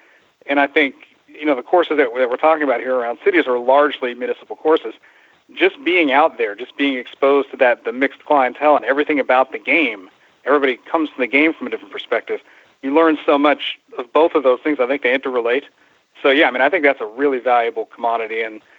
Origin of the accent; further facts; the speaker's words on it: New York, United States; I remember when I was 14 years old, I grew up right outside New York City